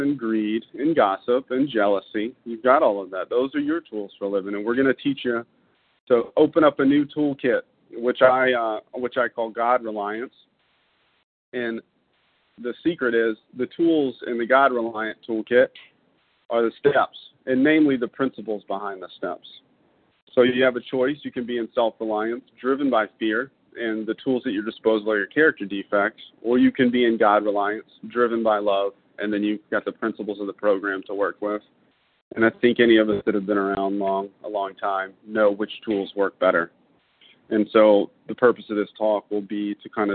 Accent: Baton Rouge, Louisiana, United States; I was born in 1982 in Baton Rouge, Louisiana, to two beautiful people.

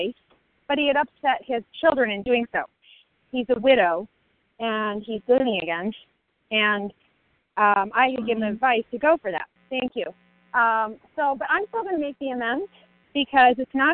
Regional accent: Colorado, United States; now in Chicago, United States; I'm from Colorado, currently in Chicago

